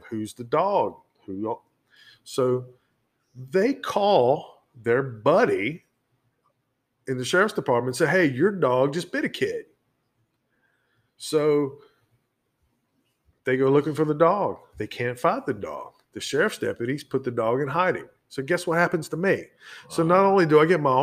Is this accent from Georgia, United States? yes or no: yes; Brunswick, Georgia, United States; moved away as an adult; now in Virginia, United States; I grew up in Glynn County, Georgia, which is Brunswick, Georgia